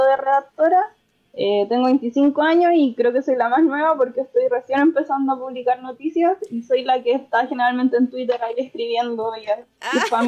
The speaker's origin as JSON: {"language": "Spanish", "country": "Chile", "said": "soy de Chile"}